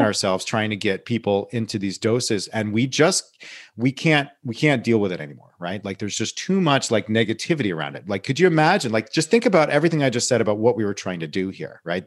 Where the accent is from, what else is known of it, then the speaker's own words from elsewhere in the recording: Saugerties, New York, United States; my hometown, Sargades, New York, where I s, grew up